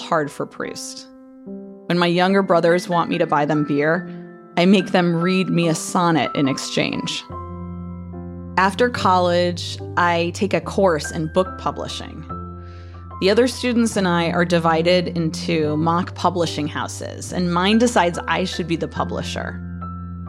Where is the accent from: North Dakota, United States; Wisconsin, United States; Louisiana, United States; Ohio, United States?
Ohio, United States; Toledo; also born or lived in Defiance, Ohio; after fourth grade, when we moved from Defiance to Toledo.